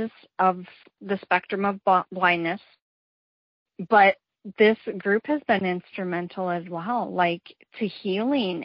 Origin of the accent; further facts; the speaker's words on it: Minneapolis, Minnesota, United States; moved away as an adult; now in Tennessee, United States; I'm originally from Minneapolis, Minnesota, and I've just recently moved. I'm in Tennessee right now